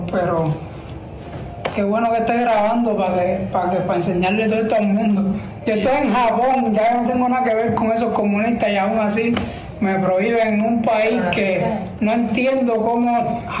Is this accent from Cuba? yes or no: yes; Cuba; a permitir que no que yo no entre con que soy cubano, no estupidez.